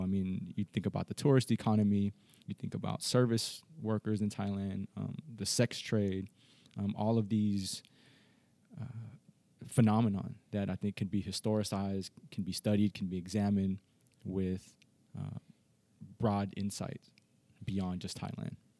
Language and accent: English; Los Angeles, California, United States; now in Las Vegas, United States; I was born and raised in Los Angeles